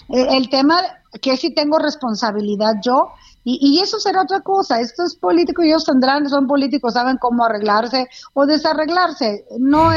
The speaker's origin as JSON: {"language": "Spanish", "region": "Durango", "country": "Mexico", "said": "Yo soy de Durango"}